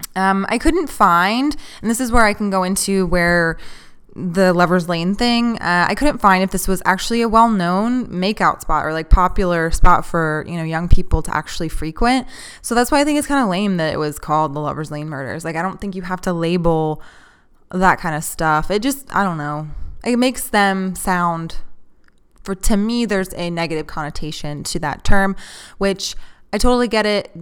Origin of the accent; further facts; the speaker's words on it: Texas, United States; I'm not a huge fan of Texas. I've lived here my whole life